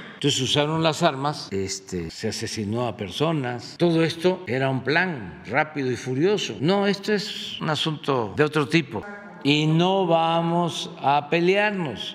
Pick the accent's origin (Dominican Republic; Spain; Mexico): Mexico; soy representante del Estado mexicano